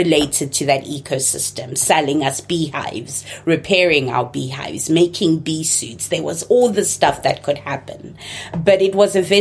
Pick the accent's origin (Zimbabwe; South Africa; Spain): Zimbabwe; first language Shona; English is a second language; moved away as an adult; also born or lived in Chicago, United States; now in United States; Shona, the language that's my mother tongue, although I grew up in Ndebele speaking Zimbabwe